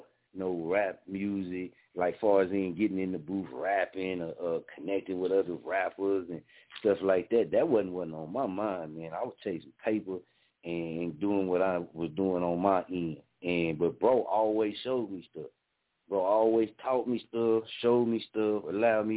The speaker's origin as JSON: {"language": "English", "town": "Muskogee", "region": "Oklahoma", "country": "United States", "tie": "born or raised there", "moved": "as an adult", "said": "I'm born and raised in Muskogee, man. Love my city"}